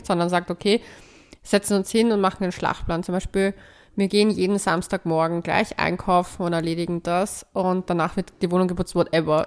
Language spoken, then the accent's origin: German; Cyprus; now in Vienna, Austria; mein Heimatland. Nein, fahrt nicht nach Zypern